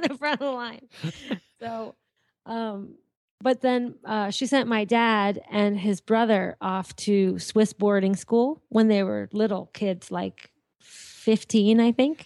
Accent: Andover, Massachusetts, United States; also born or lived in Lawrence, Massachusetts; I was born in, uh, Andover, Mass, well, I lived in Andover. I was born in Lawrence General Hospital in Massachusetts.

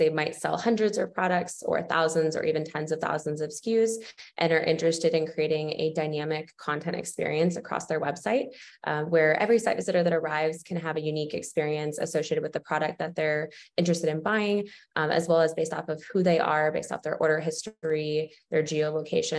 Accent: Boston, Massachusetts, United States; moved away as an adult; now in Florida, United States; I was born and raised in Boston

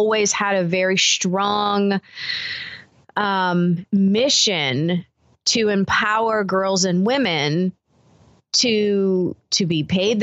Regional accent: the South, United States; I grew up in the South

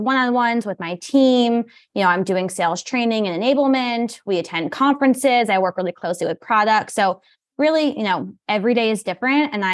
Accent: New York, United States; moved away as an adult; also born or lived in Virginia / Maryland; I hail from New York originally. I spent time working in Virginia, Maryland, and now I'm back

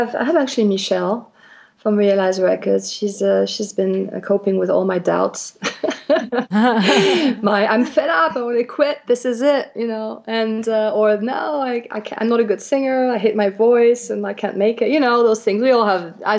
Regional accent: Switzerland; the fact that I come from Switzerland, which is a tiny small country up there in the Alps somewhere, that I've been raised with animals

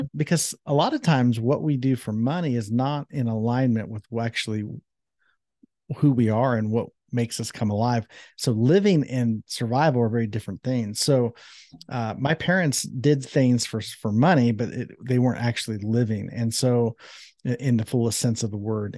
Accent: Columbus, Ohio, United States; that's where I was born and raised in Columbus, Ohio

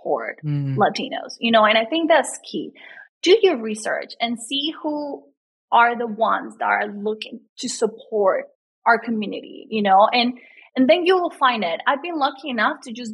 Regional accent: Colombia; English is a second language; also born or lived in Los Angeles, United States; now in United States; I was born and raised in Colombia

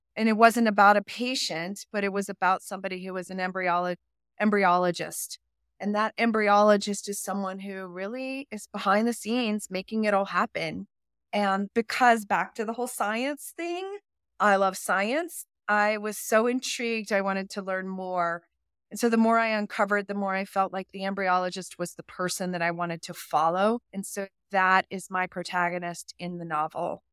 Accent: Roanoke, Virginia, United States; moved away as an adult; also born or lived in Alaska; now in Jackson, United States; when I was growing up in Virginia

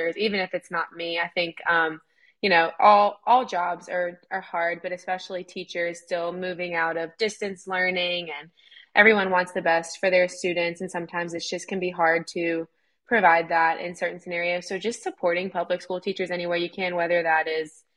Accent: Hattiesburg, Mississippi, United States; I'm originally from Hattiesburg, Mississippi, so I grew up going to Southern Miss games

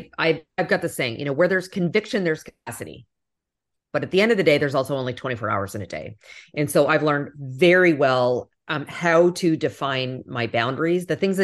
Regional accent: Canada; now in United States; As a Canadian, I picked up hockey.

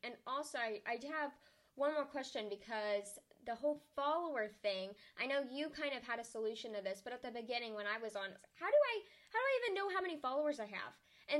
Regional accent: Arkansas, United States; I'm from Arkansas.

